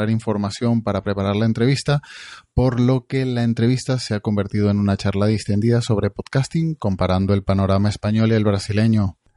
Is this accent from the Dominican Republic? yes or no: no; Venezuela; moved away; soy venezolano y ya escuchaba en Venezuela